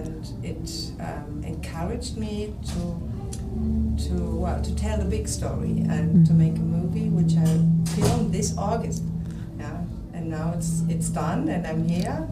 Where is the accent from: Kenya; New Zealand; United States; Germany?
Germany; now in Ibiza, Spain; I'm German, but I come from Ibiza in Spain.